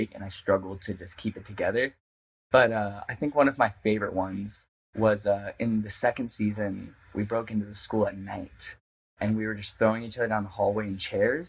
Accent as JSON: {"language": "English", "town": "Tracy", "region": "California", "country": "United States", "tie": "born or raised there", "said": "I grew up in Northern California. My hometown is Tracy"}